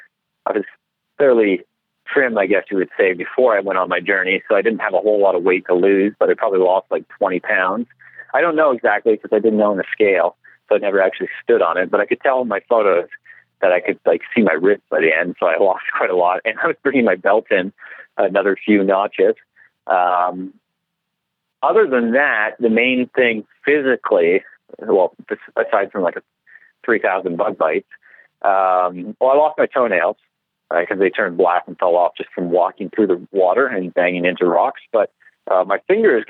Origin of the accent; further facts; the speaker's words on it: Canada; I'm Canadian